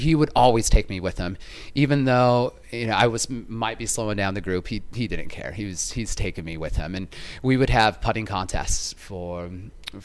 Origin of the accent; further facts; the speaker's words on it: Idaho, United States; now in Chicago, United States; I'm from Idaho